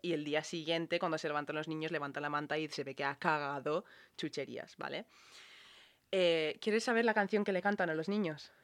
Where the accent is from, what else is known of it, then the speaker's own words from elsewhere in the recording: Ireland; now in Spain; que hacíamos en Irlanda